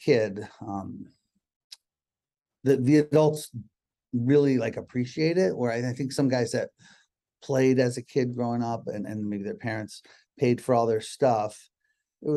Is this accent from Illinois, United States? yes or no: no; Connecticut, United States; also born or lived in Boston, Massachusetts; now in Seattle, United States; I was born in Boston, grew up in Connecticut